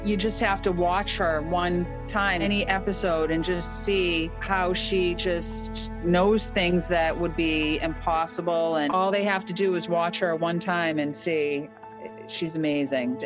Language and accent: English; Worcester, Massachusetts, United States; I'm from Worcester, Massachusetts